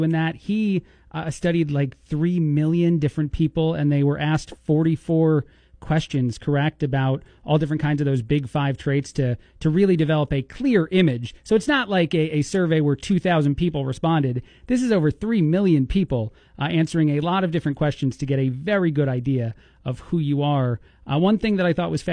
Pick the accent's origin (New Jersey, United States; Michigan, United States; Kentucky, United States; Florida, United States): New Jersey, United States; moved away as an adult; now in Bloomington, United States; from the East Coast originally, born and raised in New Jersey, right outside of New York City. I now live in the Midwest